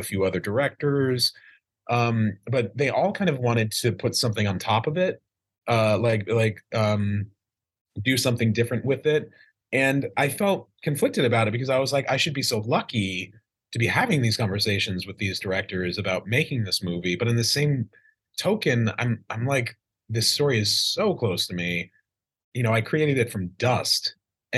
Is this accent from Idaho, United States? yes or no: yes; Idaho, United States; I grew up in Idaho in a small town.